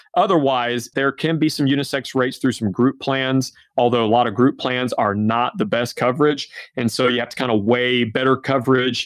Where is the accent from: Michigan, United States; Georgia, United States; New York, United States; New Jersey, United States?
Georgia, United States; now in Omaha, United States; I'm originally from Georgia, my wife's from Alabama. We live right in the middle of the country in Omaha